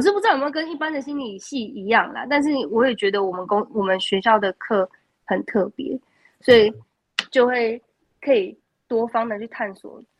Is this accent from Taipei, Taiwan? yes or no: no; Kaohsiung, Taiwan; moved away as an adult; 我是一个高雄人